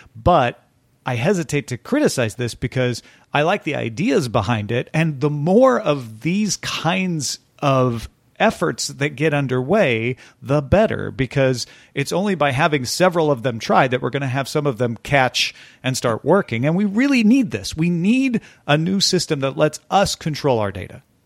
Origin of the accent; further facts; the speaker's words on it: Greenville, Illinois, United States; moved away; also born or lived in Chesterfield, Missouri; I'll be in Greenville, Illinois, my hometown